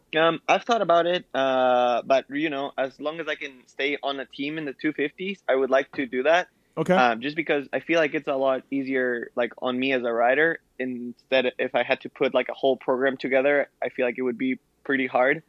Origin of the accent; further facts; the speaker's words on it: Ecuador; now in United States; I was a kid growing up in Ecuador